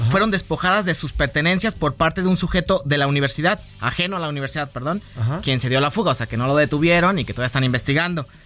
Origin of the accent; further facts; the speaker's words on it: Mexico; en una universidad para que veas cómo estamos podridos como mexicanos, o sea...